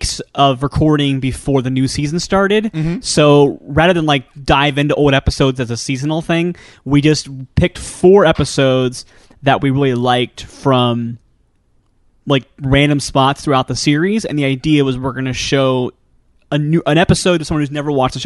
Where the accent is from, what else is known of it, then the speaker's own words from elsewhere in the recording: Ohio, United States; I'm from Ohio